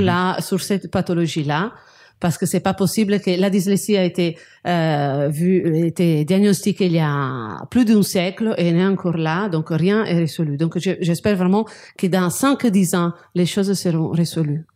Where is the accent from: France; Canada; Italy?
Italy; Genoa, Liguria; moved away; je suis de Gênes